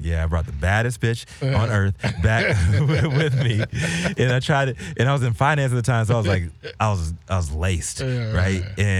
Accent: Virginia, United States; moved away; some of the folks that I grew up with in Virginia.

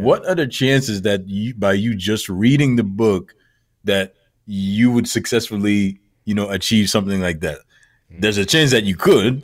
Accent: Montreal, Quebec, Canada; now in Toronto, Canada; Born and raised in Montreal, which is about four or five hour east of where I'm at right now

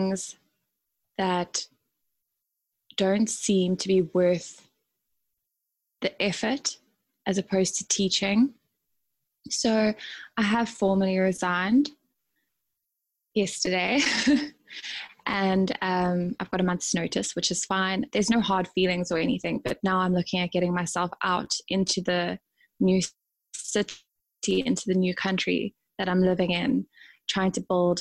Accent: South Africa; moved away as an adult; also born or lived in Dubai, UAE; now in New Zealand; I am South African. I started teaching yoga in about 2016 in South Africa, and then I moved to the UAE, to Dubai, where I also taught in studios. And then last August, I moved to New Zealand

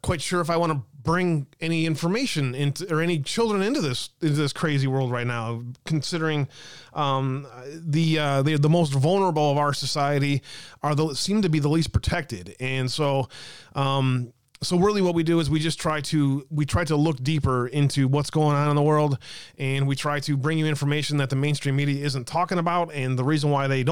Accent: Wisconsin, United States; my home state of Wisconsin

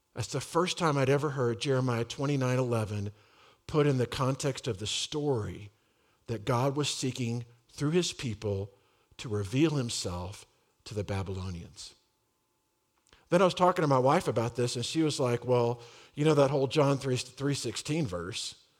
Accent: Dallas, Texas, United States; I grew up in Dallas, uh, in the Republic of Texas.

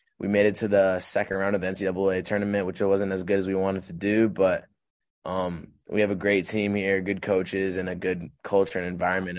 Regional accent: Nigeria; also born or lived in Haiti / Sri Lanka; I grew up in Nigeria, Haiti, and Sri Lanka. So I kind of moved all around the world.

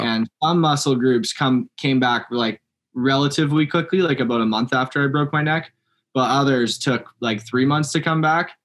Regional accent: Langley, British Columbia, Canada; now in Kamloops, Canada; Born in Langley, just outside of Vancouver

